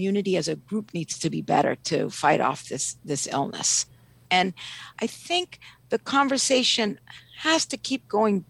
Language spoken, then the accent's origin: English; Ethiopia; now in Washington, D.C., United States; I'm originally from Ethiopia